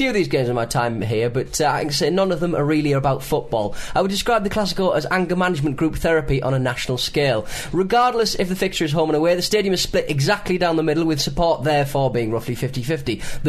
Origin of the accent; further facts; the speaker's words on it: England, United Kingdom; moved away as an adult; now in Uruguay; I am an Englishman born and bred who moved down to Uruguay around 3 years ago in order to live with my wife, who is Uruguayan